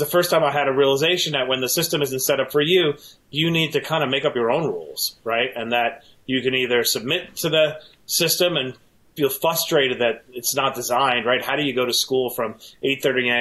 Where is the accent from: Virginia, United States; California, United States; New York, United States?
New York, United States; New York City; I'm a lifelong New Yorker. I grew up in Queens